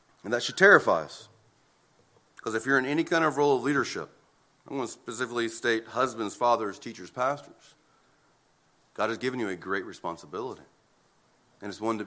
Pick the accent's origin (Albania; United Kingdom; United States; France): United States